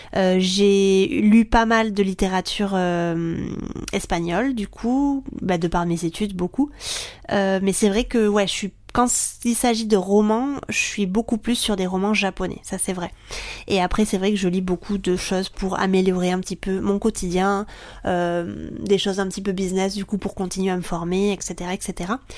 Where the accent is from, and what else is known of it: France; moved away as an adult; also born or lived in Japan; now in Barcelona, Spain